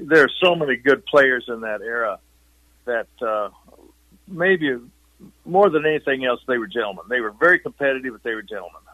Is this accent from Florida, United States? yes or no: no; southeast Kansas, United States; moved away; also born or lived in Missouri / Oklahoma / Boulder, Colorado; I, I really was raised in Kansas, although Missouri line was not far away, and the Oklahoma line was one of the same. It was kind of that little small area in southeast Kansas.